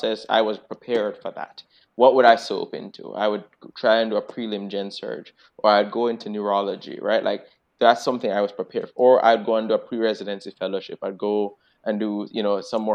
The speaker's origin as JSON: {"language": "English", "country": "Jamaica", "moved": "yes", "lives_now": "Boston, United States"}